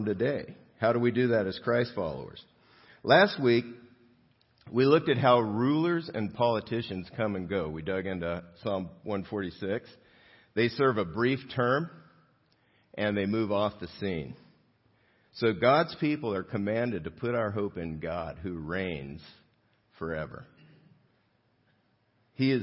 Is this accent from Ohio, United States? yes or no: no; South Gate, California, United States; I grew up in Southgate, and which is closer to downtown L.A.